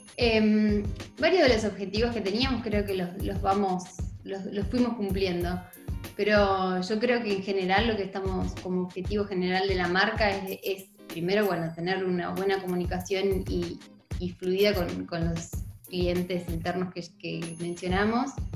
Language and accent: Spanish; Argentina; soy de Argentina